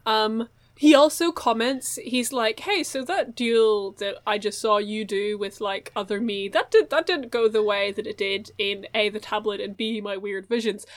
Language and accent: English; Chicago, Illinois, United States; I am in the Chicago Firefighters because we are from Chicago.